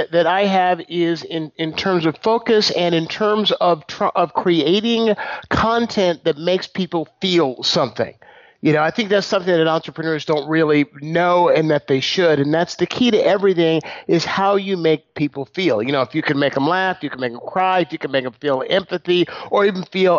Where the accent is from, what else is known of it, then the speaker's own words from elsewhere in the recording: San Leandro, California, United States; I grew up in San Leandro, California, which is the city I still live in. It's right next door to Oakland.